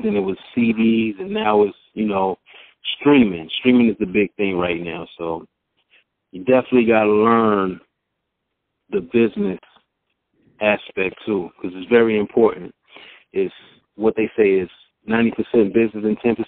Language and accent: English; Mount Vernon, New York, United States; also born or lived in Southern United States; now in Atlanta, United States; I'm originally from Mount Vernon, New York. I reside in Atlanta, GA